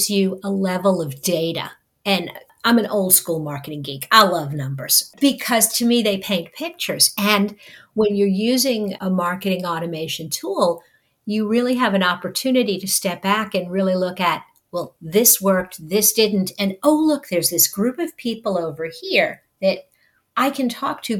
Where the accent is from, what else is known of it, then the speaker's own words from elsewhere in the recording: New York, United States; I grew up in New York, which is the home of pizza